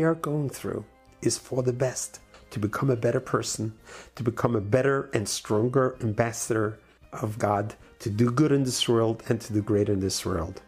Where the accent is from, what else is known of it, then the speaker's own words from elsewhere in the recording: New York, United States; When I grew up in New York